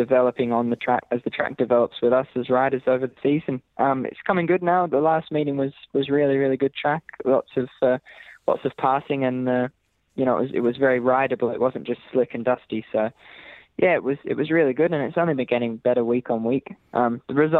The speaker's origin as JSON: {"language": "English", "country": "Australia", "also_born_or_lived": "Scotland", "moved": "as an adult", "lives_now": "Glasgow, United Kingdom", "said": "I'm the first Australian generation in my family. So I'm more British than I am Australian, funnily enough"}